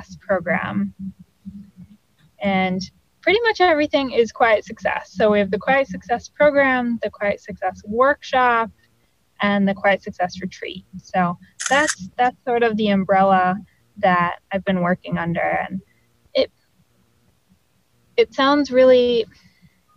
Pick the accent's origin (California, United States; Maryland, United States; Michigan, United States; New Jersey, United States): Michigan, United States; Farmington Hills; moved away as an adult; now in Los Angeles, United States; Farmington Hills, right outside Detroit